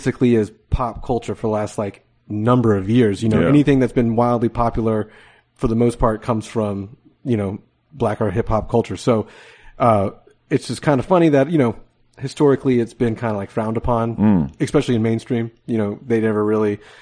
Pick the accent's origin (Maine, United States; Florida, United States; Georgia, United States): Florida, United States; Jacksonville; I'm from Jacksonville, so obviously that I grew up like